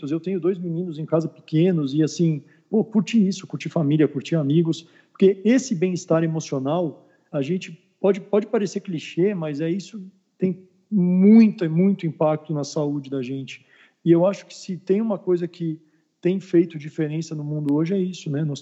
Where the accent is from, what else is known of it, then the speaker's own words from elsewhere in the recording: São Paulo, Brazil; born there; now in Belo Horizonte, Brazil; eu sou daqui de BH, né? Na verdade, eu sou nascido em São Paulo, mas moro aqui em BH há mais de 23 anos.